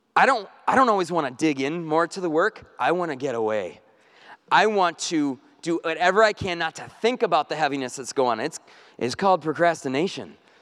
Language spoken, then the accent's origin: English; North Woods, United States; I grew up in the North Woods.